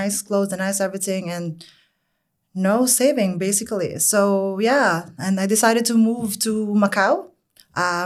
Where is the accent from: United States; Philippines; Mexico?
Philippines; Manila, Metro Manila; moved away as an adult; now in Dubai, United Arab Emirates; I was born in Manila